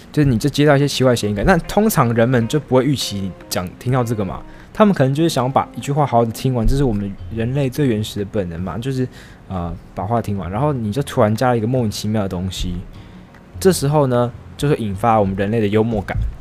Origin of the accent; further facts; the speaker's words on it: Taiwan; 像是我们台湾人